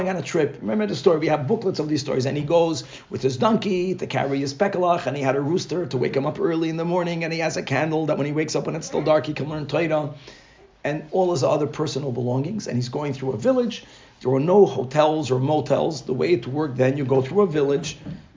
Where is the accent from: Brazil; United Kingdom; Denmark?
Brazil; moved away; I grew up in Brazil